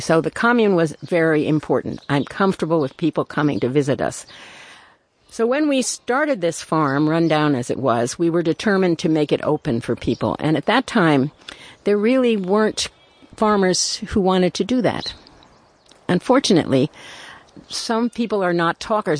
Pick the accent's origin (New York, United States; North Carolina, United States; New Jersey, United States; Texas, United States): New York, United States; New York City; I was born in Brooklyn. Um, I'm the child of immigrants